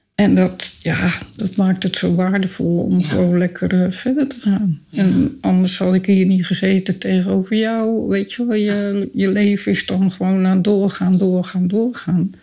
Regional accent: Dordrecht, South Holland, Netherlands; Ik kom uit Dordrecht

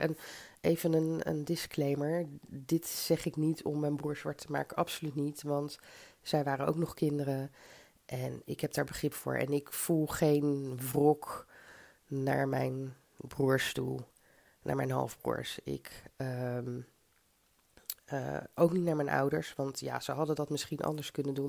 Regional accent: Zoetermeer, South Holland, Netherlands; also born or lived in Mauritius / Tilburg; now in Delft, Netherlands; Ik kom uit Zoetermeer

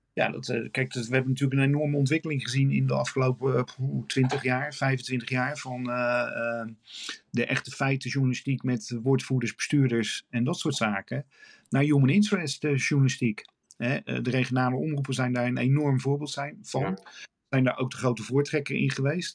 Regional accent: Rotterdam, South Holland, Netherlands; als Rotterdammer.

